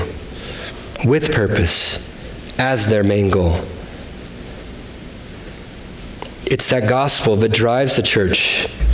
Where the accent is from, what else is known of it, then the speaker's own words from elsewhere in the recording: United States; we were from the United States